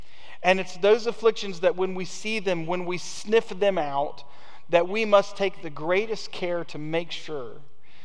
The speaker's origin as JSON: {"language": "English", "country": "United States", "said": "American Christians"}